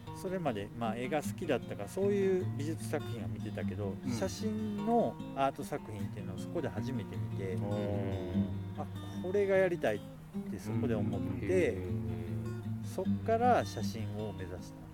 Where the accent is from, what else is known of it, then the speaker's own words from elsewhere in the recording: Rittō, Shiga, Japan; 地元は滋賀県